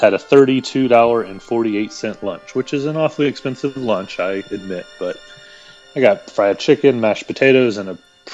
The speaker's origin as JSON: {"language": "English", "region": "the South", "country": "United States", "said": "I am from the South, so I can dig some fried chicken"}